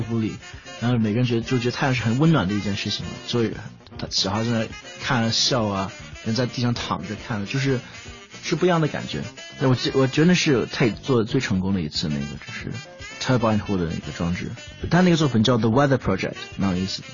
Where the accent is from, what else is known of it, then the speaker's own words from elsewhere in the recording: London, United Kingdom; 我在伦敦长大的嘛